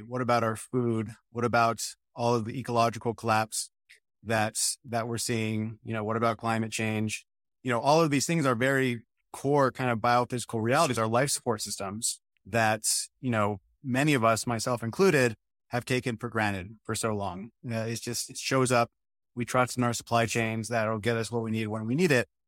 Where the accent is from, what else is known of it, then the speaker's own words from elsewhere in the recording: New Mexico, United States; also born or lived in Michigan; now in North Carolina, United States; I come from New Mexico for the most part, which was very dry.